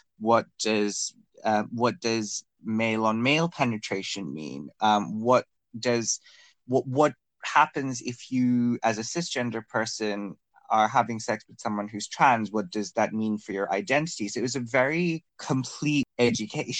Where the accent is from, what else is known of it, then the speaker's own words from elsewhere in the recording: Bangladesh; now in United Kingdom; I'm from Bangladesh, but I'm currently living in the UK